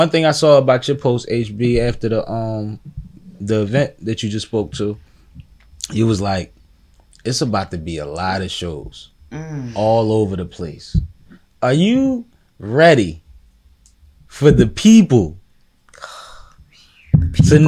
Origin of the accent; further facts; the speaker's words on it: Philadelphia, Pennsylvania, United States; I'm from Philly. I'm from Philly